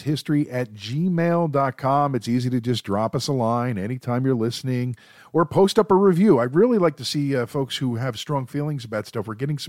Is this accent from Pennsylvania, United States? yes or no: yes; Philadelphia, Pennsylvania, United States; We've got thick skin. We're from Philly, yo.